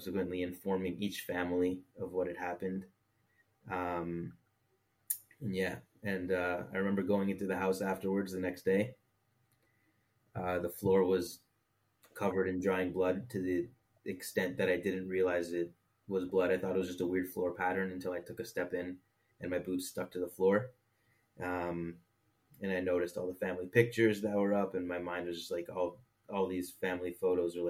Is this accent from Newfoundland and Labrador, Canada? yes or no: no; Toronto, Ontario, Canada; moved away as an adult; now in Israel; I grew up modern Orthodox in Toronto, Canada